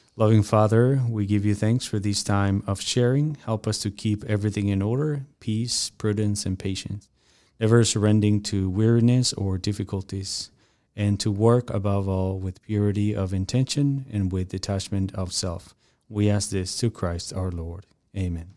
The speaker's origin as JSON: {"language": "English", "country": "Mexico", "tie": "born or raised there", "moved": "as an adult", "lives_now": "United States", "said": "when I moved from Mexico to United States"}